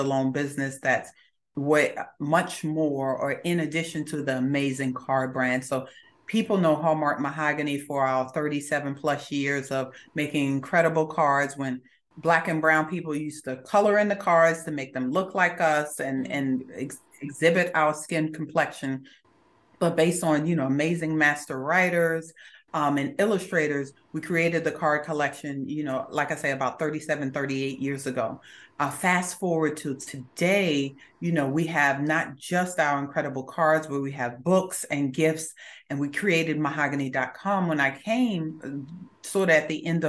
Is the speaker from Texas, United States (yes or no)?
no; Augusta, Georgia, United States; also born or lived in Brooklyn, New York; when I was six, we left Brooklyn and we came to Augusta, Georgia, where I went to high school